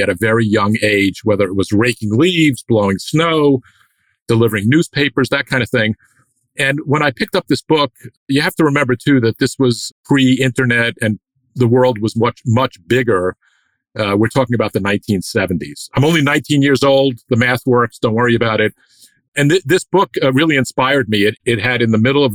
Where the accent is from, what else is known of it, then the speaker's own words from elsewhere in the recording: United States; as an American